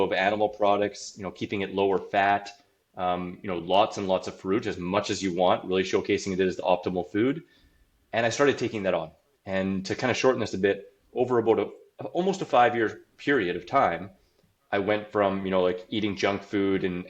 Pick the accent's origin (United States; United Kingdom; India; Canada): Canada; Saskatoon, Saskatchewan; I'm from Saskatoon, Saskatchewan, Canada. I was born in 1980 there.